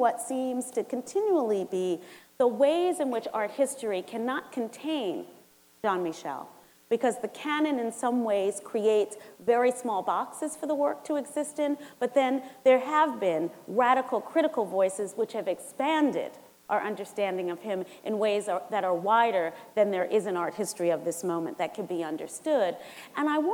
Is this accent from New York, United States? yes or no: yes; New York City, New York, United States; I'm from St. Albans, Queens